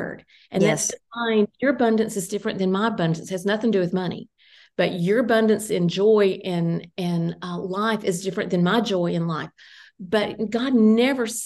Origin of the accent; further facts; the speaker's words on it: Tennessee, United States; moved away; also born or lived in Ohio; I was living in Ohio. My hometown is in Tennessee.